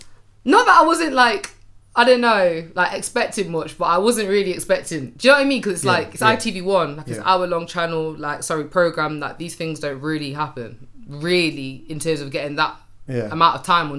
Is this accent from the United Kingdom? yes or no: yes; Derby, East Midlands, United Kingdom; But I'm at my mum's, and I'm from Derby, by the way.